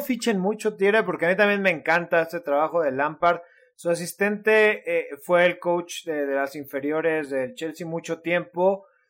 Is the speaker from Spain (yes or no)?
no; Mexico